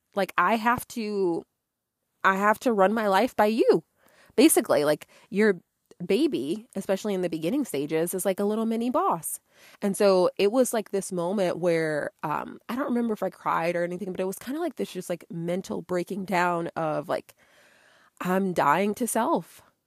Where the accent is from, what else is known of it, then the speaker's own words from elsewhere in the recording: Connecticut, United States; moved away as an adult; now in Georgia, United States; I grew up in Connecticut and I had moved out of state to Georgia